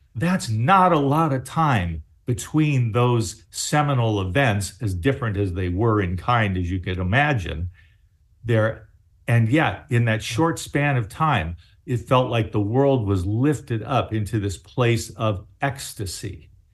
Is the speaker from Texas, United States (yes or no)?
no; Baltimore, Maryland, United States; I was born in Baltimore